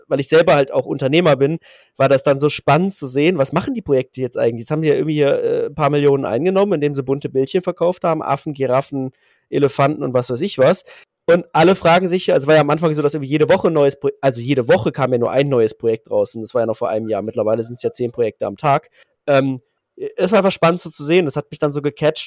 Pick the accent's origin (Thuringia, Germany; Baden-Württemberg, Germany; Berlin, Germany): Berlin, Germany; ich bin äh, Berliner, 37